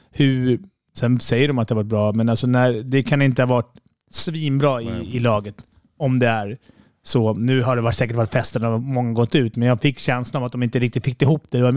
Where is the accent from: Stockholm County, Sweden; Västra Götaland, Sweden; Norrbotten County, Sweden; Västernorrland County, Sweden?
Stockholm County, Sweden; Stockholm; Även fast vi är från Stockholm och det, man känner att vi är mästarmästarna